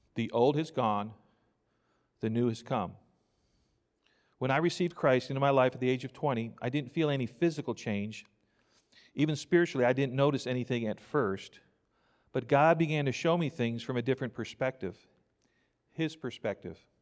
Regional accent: New York, United States; now in Crockett, Texas, United States; I grew up in New York

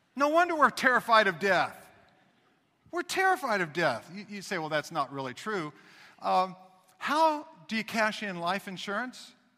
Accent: Missouri, United States; I was raised in Missouri

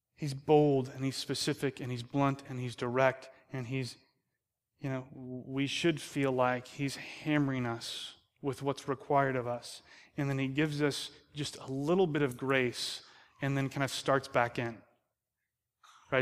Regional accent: United States; we're American

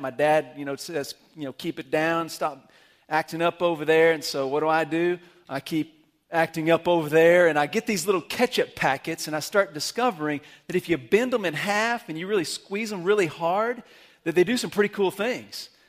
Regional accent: Amarillo, Texas, United States; moved away; I grew up in Amarillo

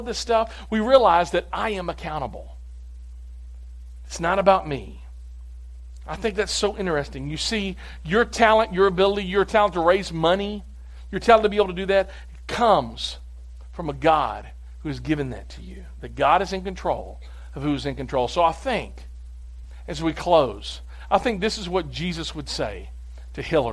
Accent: United States; we, as the American people

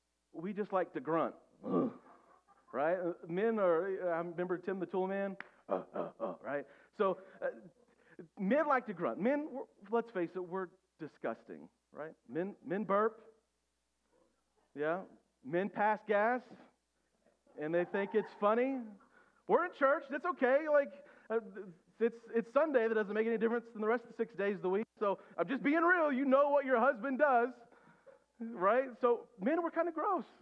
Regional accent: Oklahoma, United States; also born or lived in Shawnee, Oklahoma; I grew up in Oklahoma, right? And before I moved to Oklahoma City, we lived in the little town of Shawnee, Oklahoma.

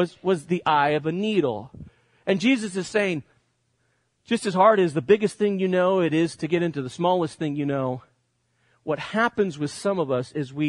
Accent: Spain; now in United States; growing up in Spain as I did, one of the best parts about growing up in Spain is my vacations

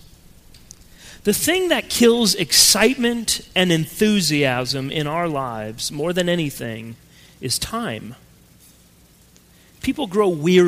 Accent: Colorado, United States; moved away; growing up in Colorado, and yes, it is pronounced Colorado, my family lived in a house that was on top of a very large hill

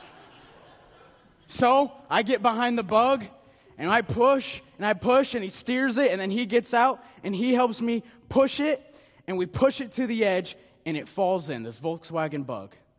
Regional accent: Nebraska, United States; moved away; I am from Nebraska, the good life

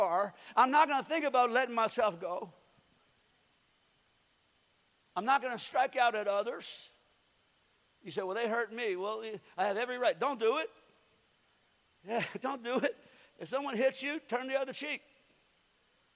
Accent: United States; I was born in the United States of America.

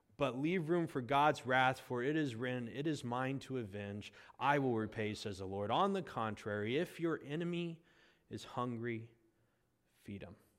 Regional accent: United States; we've lost as American Christians

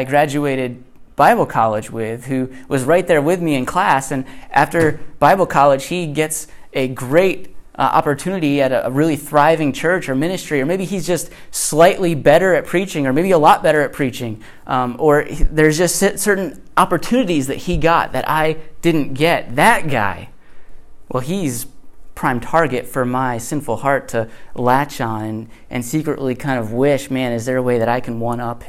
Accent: Connecticut, United States; born or raised there; moved away

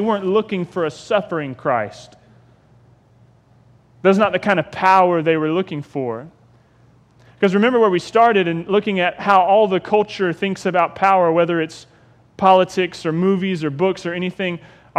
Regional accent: Jacksonville, Florida, United States; I broke my arm swinging on a clothesline pole because I grew up in Ocean Way.

